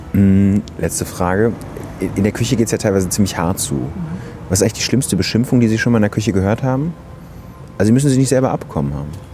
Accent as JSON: {"language": "German", "area": "Ruhr area", "region": "North Rhine-Westphalia", "country": "Germany", "said": "ich komme aus dem Ruhrgebiet, da ist es so, dass man sich so Süßigkeiten aussuchen darf an der ja. Trinkhalle"}